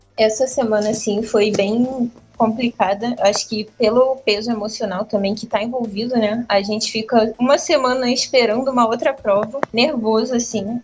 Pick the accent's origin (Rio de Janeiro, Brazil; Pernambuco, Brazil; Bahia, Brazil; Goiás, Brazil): Rio de Janeiro, Brazil; moved away as an adult; now in Salvador, Brazil; Eu sou carioca. Eu tenho 21 anos e toda a minha vida, toda a minha família é do Rio também.